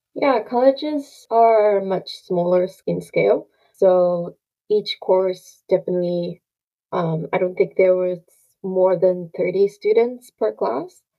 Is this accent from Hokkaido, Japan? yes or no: yes; Hokkaido, Japan; English is a second language; moved away as an adult; also born or lived in Asahikawa, Hokkaido; now in Canada; I'm originally from Hokkaido, Japan. I grew up in a small town in the north of Hokkaido.